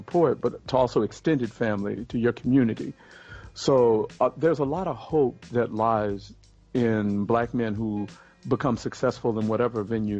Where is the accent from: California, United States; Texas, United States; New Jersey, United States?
Texas, United States; born there; Okay, I was born in Texas, but I had a really nomadic existence growing